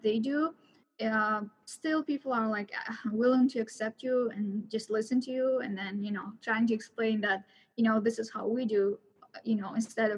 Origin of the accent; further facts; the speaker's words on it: Turkmenistan; moved away as an adult; now in United States; I'm from Turkmenistan